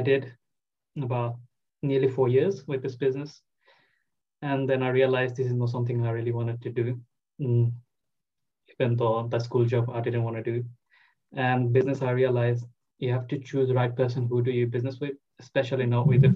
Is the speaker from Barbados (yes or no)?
no; Bangladesh; English is a second language; moved away as an adult; now in United Kingdom; I'm originally from Bangladesh